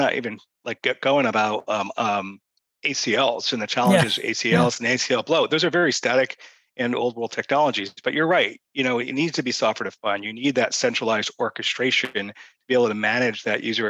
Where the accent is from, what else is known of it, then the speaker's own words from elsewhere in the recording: Boston, Massachusetts, United States; I'm from Boston